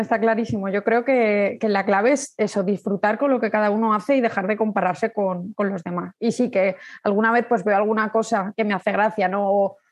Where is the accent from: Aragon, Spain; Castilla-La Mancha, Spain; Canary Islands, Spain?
Aragon, Spain; Zaragoza; soy de Zaragoza, tengo 37 años